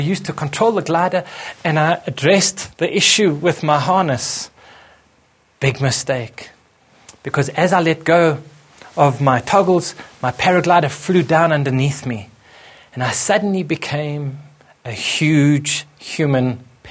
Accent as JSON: {"language": "English", "town": "Johannesburg", "region": "Gauteng", "country": "South Africa", "said": "came home back to my home country in Johannesburg"}